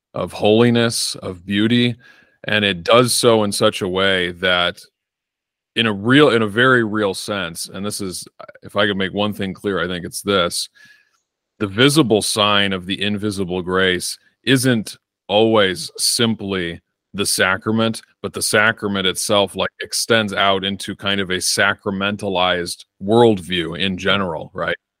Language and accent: English; Northern Illinois, United States; moved away as an adult; now in Arizona, United States; I was born and raised in Northern Illinois and lived there for about 24 years of my life. Moved to Arizona about a year ago